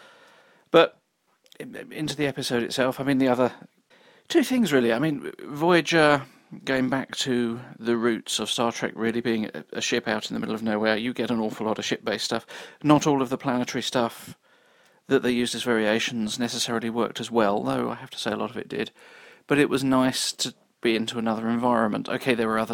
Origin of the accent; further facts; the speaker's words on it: United Kingdom; I'm British and therefore, by definition, grew up on a diet of Doctor Who and time travel